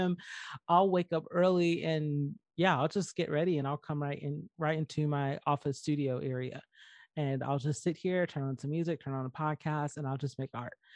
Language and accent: English; Georgia, United States; moved away; where I grew up in Georgia